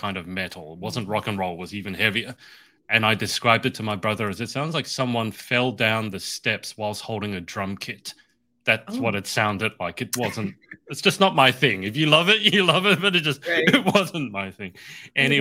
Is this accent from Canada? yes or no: no; Australia; as an Aussie who loves his sun